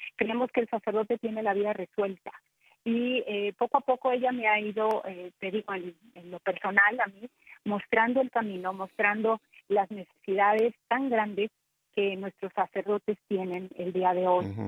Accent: Ciudad Victoria, Tamaulipas, Mexico; soy eh, tamaulipeca, nací en Ciudad Victoria, Tamaulipas

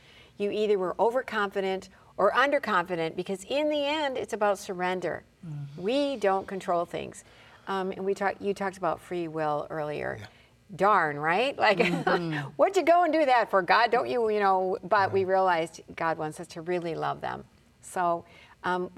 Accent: Detroit, Michigan, United States; now in Bismarck, United States; I'm originally from Detroit

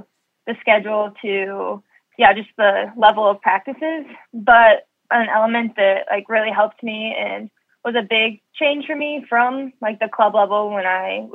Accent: Ames, Iowa, United States; moved away as an adult; also born or lived in Nebraska; I loved growing up in Ames

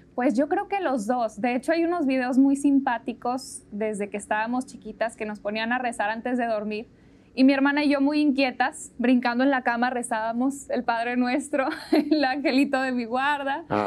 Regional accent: Monterrey, Nuevo León, Mexico; nací en Monterrey, ahí vivo todavía

